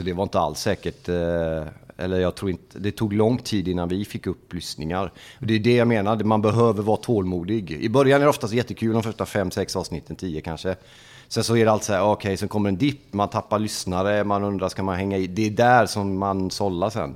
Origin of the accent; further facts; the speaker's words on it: Gothenburg, Västra Götaland, Sweden; moved away as an adult; now in Norrköping, Sweden; uppväxt i Angered, Lövgärdet, i en förort i Göteborg. Flyttade in till stan när jag var 12